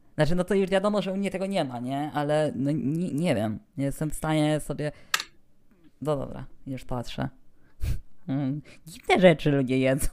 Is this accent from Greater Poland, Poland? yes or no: no; Rzeszów, Subcarpathian Voivodeship, Poland; stąd ode mnie, czyli z Rzeszowa